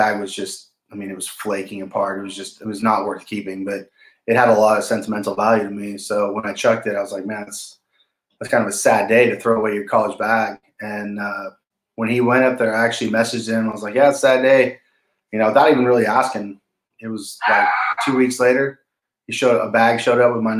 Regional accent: Bozeman, Montana, United States; moved away; also born or lived in Germany; born in Bozeman, Montana.

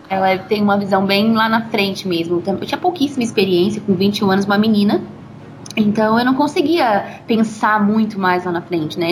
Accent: Colorado, Brazil; also born or lived in São Paulo; E eu nasci aqui em Colorado, né? Meus pais, é, sempre moraram aqui. Eu nasci, fui criada aqui

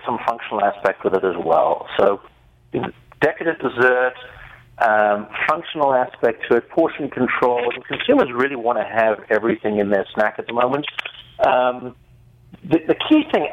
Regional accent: South Africa; accent: South African; I'm actually South African.

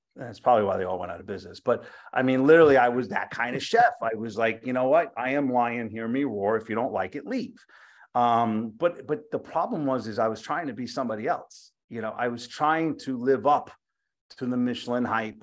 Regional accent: Yonkers, New York, United States; also born or lived in Bronx; my family's all from the Bronx. I grew up in Yonkers

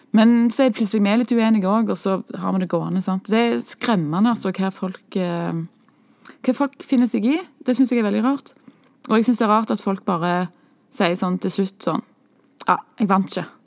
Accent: Stavanger, Rogaland, Norway; vi er siddiser, som vi så blir kalt.

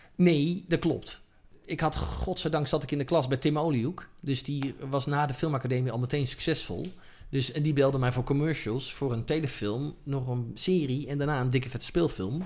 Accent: Netherlands; als Nederlanders

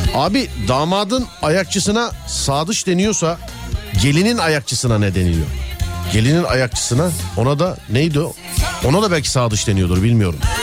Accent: Istanbul, Turkey; Ben İstanbulluyum

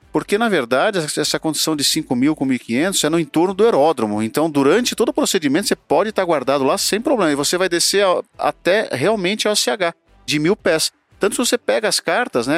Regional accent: Sorocaba, São Paulo, Brazil; Sorocaba, Gujão, lá na minha terra

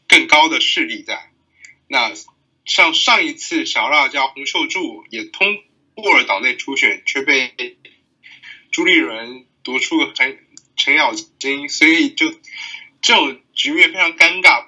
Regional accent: Taiwan; 身为一个台湾人

